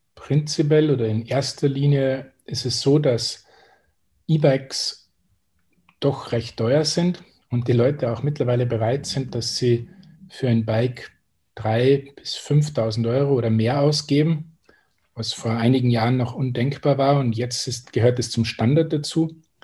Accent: Austria; accent: Austrian; also born or lived in Salzburg / Tyrol; von meiner Aussprache erkennt man wahrscheinlich schon, dass ich Österreicher bin und auch aus, dem, aus Salzburg und Tirol komme.

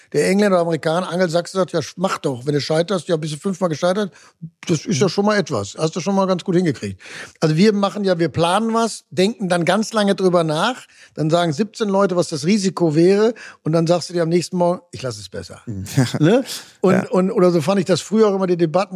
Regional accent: Ruhr area, North Rhine-Westphalia, Germany; ich komme nun aus dem Ruhrgebiet, das war sehr stark sozialdemokratisch

